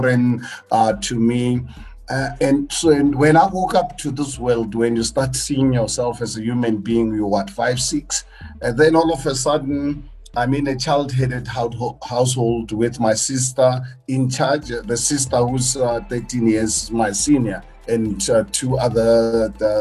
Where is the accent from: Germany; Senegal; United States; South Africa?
South Africa; as a South African